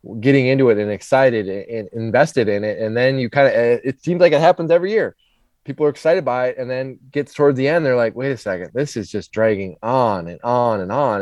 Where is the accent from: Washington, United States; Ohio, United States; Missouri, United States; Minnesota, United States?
Minnesota, United States; now in Charlotte, United States; I grew up in Minnesota, so snowstorms and ice storms are very common